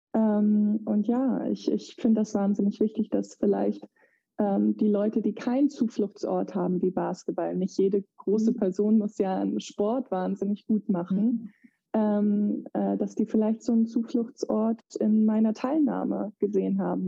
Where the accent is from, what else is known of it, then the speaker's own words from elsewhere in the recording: Eutin, Schleswig-Holstein, Germany; moved away as an adult; also born or lived in United States; in dem Dorf, wo ich herkomme, Eutin